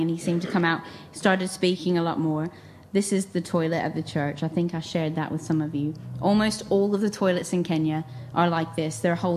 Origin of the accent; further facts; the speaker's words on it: England, United Kingdom; I'm from England